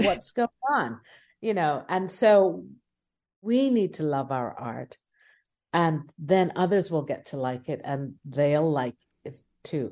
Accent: Guyana; I'm from Guyana.

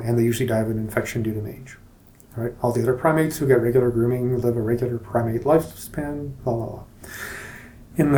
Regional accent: Canada; as a Canadian

